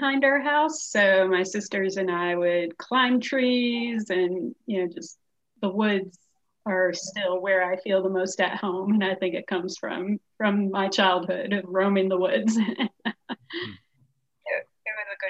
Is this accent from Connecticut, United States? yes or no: yes; Glastonbury, Connecticut, United States; moved away as an adult; now in Canton, United States; I grew up on Chapman Drive in Glastonbury, Connecticut.